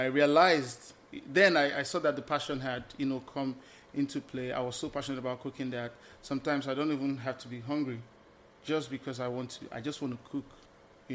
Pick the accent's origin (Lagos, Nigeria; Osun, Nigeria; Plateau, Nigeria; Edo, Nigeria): Lagos, Nigeria; moved away as an adult; also born or lived in Eastern Nigeria (parents' origin); now in United States; I'm Lagosian by birth, but the man from the East, the wise man from the East by, you know, reason of my parents